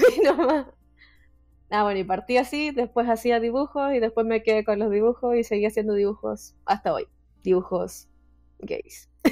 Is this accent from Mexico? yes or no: no; Chile; soy chilena